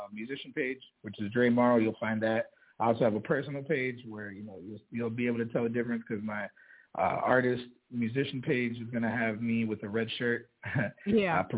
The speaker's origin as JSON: {"language": "English", "town": "Kenosha", "region": "Wisconsin", "country": "United States", "tie": "born or raised there", "said": "But I do have something that I'm organizing in my hometown of Kenosha in February."}